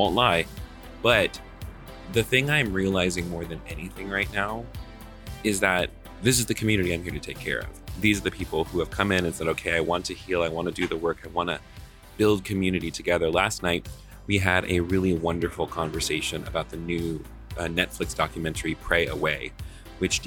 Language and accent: English; Atlanta, Georgia, United States; Atlanta, my hometown where I'm currently living